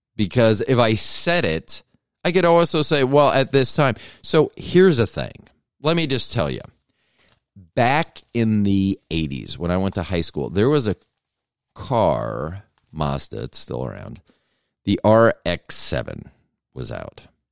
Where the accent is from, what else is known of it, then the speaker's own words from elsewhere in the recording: Tampa, Florida, United States; I'm from Tampa